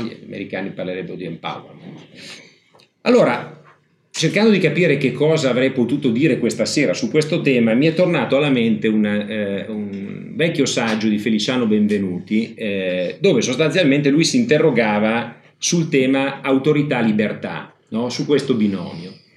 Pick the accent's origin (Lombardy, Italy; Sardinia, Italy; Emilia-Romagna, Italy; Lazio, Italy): Emilia-Romagna, Italy; Ferrara; io sono di Ferrara